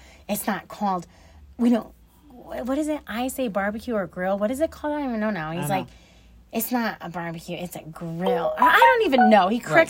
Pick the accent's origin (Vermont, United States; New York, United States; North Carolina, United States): New York, United States; Buffalo; also born or lived in Panama City Beach, United States; I was born in Buffalo, New York. I spent half of my life in Buffalo, half in Panama City Beach, Florida.